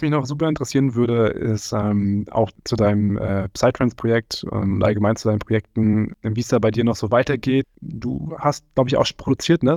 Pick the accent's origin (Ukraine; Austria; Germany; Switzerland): Germany; Rostock, Mecklenburg-Vorpommern; also born or lived in Fürstenfeldbruck; now in Cologne, Germany; ich komm ursprünglich aber aus Rostock